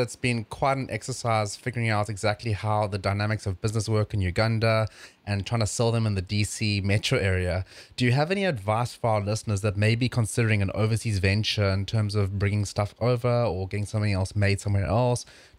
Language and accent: English; South Africa; Renee, I'm actually from South Africa, which is very close to Uganda, as you can imagine.